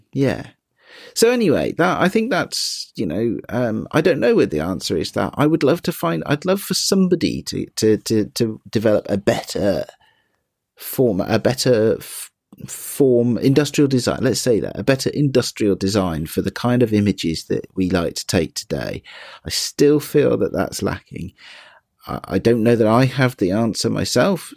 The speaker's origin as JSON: {"language": "English", "country": "United Kingdom", "said": "being British as I am"}